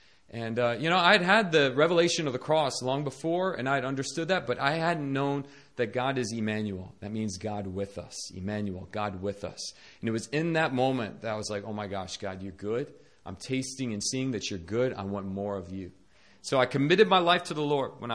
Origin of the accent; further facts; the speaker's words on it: Northern Virginia, United States; moved away as an adult; now in South Korea; I was born in Northern Virginia to a Christian family, and I grew up in a Christian school